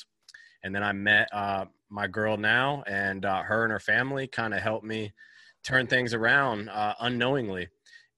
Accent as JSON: {"language": "English", "town": "Virginia Beach", "region": "Virginia", "country": "United States", "tie": "born or raised there", "said": "So I'm from Virginia Beach, Virginia. I grew up on the car lot."}